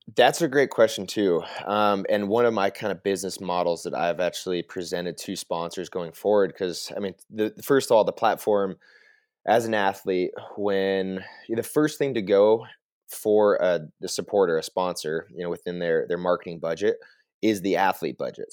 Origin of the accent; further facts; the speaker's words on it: Vail, Colorado, United States; moved away as an adult; now in Whitefish, United States; born and raised in Vail, Colorado